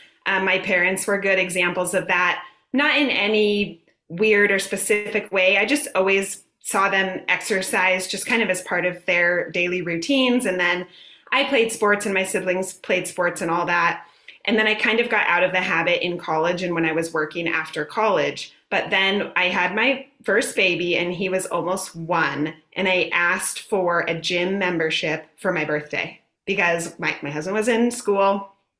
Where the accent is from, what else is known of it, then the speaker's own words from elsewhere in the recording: California, United States; moved away as an adult; also born or lived in Arizona; now in Southwest Virginia, United States; So I am originally from California.